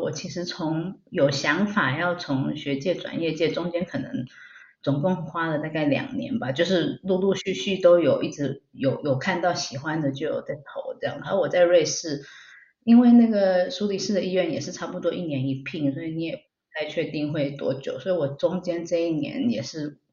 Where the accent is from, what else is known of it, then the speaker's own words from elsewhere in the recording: Taiwan; moved away as an adult; also born or lived in Finland / Denmark; now in Switzerland; 我回台湾把那个大学学业完成之后，我后来又申请回去芬兰同一个地方读硕士